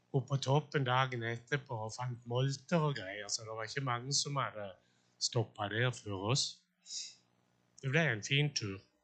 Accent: Sjøllingstad, Agder, Norway; jeg vokste opp på Sjøllingstad

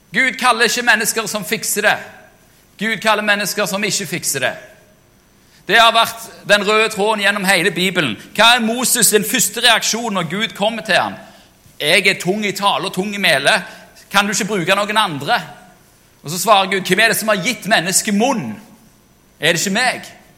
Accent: Jørpeland, Rogaland, Norway; moved away; jeg var i min gamle menighet hjemme på Jørpeland

